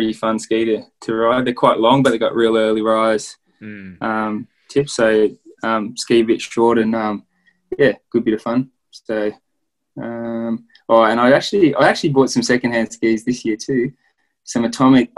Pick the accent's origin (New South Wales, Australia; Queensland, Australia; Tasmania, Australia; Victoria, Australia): New South Wales, Australia; Queanbeyan; also born or lived in Canberra; in my hometown of Queanbeyan